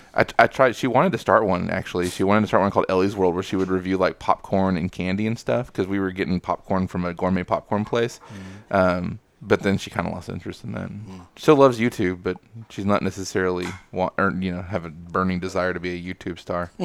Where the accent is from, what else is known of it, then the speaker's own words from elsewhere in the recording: Texas, United States; I'm from Texas